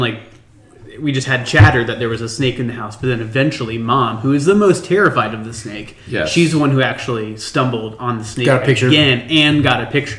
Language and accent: English; Ohio, United States; We're from Ohio for a reason.